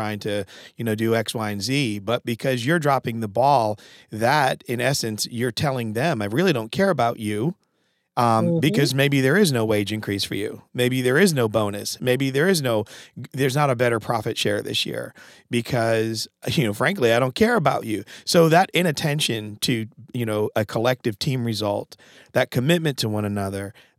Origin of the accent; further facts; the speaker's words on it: Connecticut, United States; I'm from Connecticut